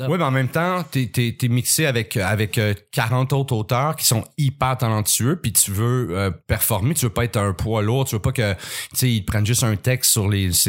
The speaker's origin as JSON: {"language": "French", "town": "Montreal", "region": "Quebec", "country": "Canada", "tie": "born or raised there", "said": "j'étais un petit euh, j'ai grandi pas, mal en ville. Oui. Je suis né à Montréal"}